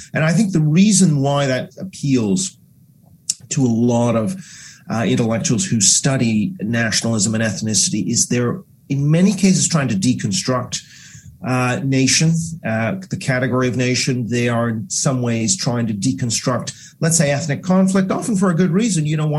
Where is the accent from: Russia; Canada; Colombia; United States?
Canada; Vancouver, British Columbia; also born or lived in Asia; I guess biographically speaking, I grew up a lot in Asia as a Canadian, and I became quite interested in the idea of national identity. And then as a youngster in Vancouver